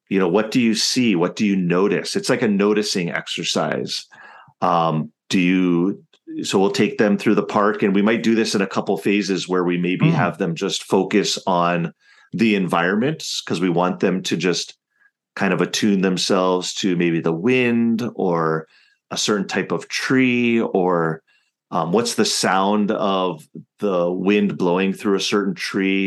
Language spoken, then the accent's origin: English; Hawaii, United States; I'm not Hawaiian, right? But I grew up here in Hawaii